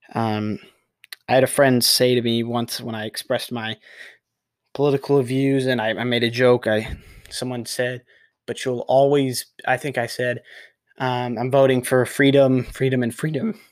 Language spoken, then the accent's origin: English; Texas, United States; I'm a Texan native